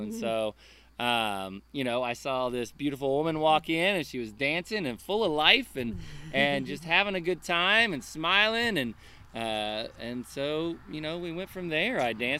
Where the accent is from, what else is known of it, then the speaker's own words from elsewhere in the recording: Montgomery, Alabama, United States; born there; also born or lived in Florida; My dad was in the military, and so we moved around, but it was mostly in the South. I was born in Alabama.